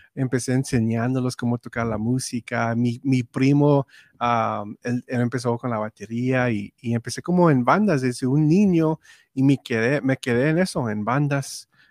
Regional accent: Robstown, Texas, United States; first language English; Spanish is a second language; nací en Robson, Texas

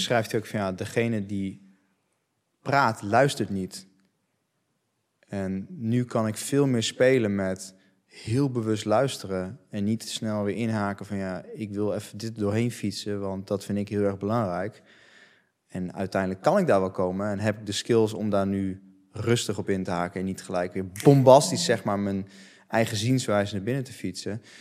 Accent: Netherlands; ik ben opgegroeid in Nederland. Dus ik spreek Nederlands

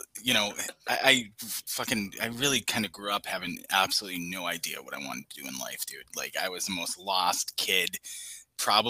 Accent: Boston, Massachusetts, United States; I grew up in Boston

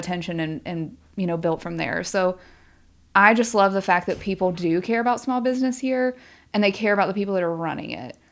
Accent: Shenandoah Valley, Virginia, United States; moved away; I am from Virginia

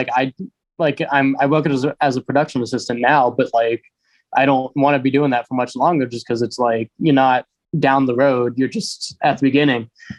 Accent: Asheville, North Carolina, United States; I grew up in Asheville

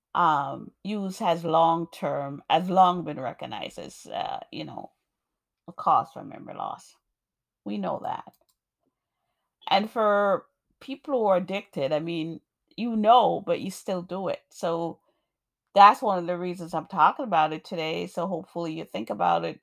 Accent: Jamaica; moved away; also born or lived in New York; I'm a poet, African American woman born in New York. I grew up in Jamaica, beautiful Jamaica, nice and warm

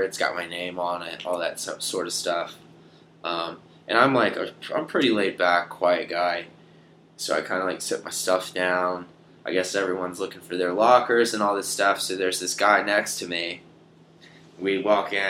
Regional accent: South Carolina, United States; I'm from South Carolina, so we were both from the South

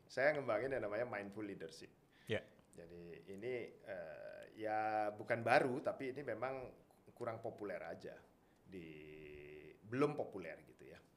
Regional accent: Medan, North Sumatra, Indonesia; born there; saya orangnya saya lahirnya di Medan

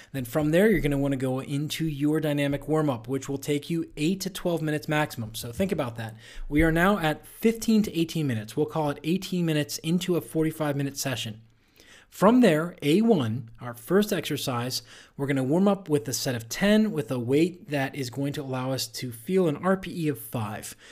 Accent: Pittsburgh, Pennsylvania, United States; my hometown, Pittsburgh Steelers

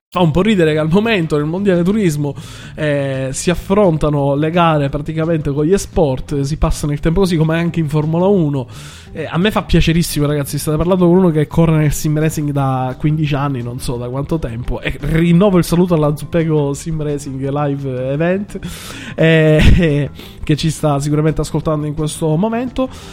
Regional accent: Sicily, Italy; accent: Sicilian; moved away; also born or lived in Milan; non l'avete sentito che sto siciliano? Non si sente? Eh, eh, cerco di camuffarlo

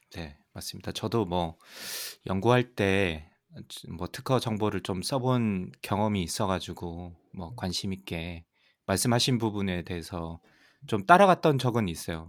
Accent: South Korea; moved away; 저도 사실 뭐 한국에서 자랐고

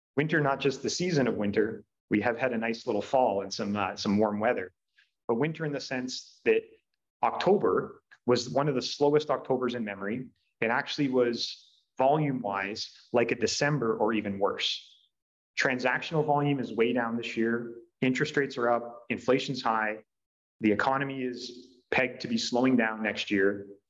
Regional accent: Brantford, Ontario, Canada; here in my hometown

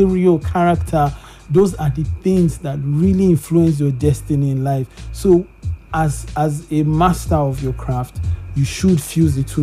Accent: Kaduna, Kaduna State, Nigeria; now in Lagos, Nigeria; I grew up in Kaduna

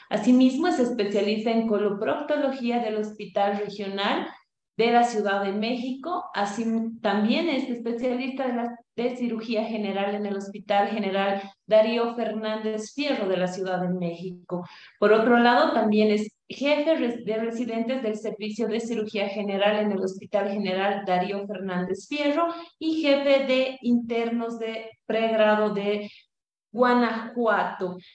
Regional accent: Bolivia; also born or lived in Cochabamba, Bolivia; nuestro país, Bolivia

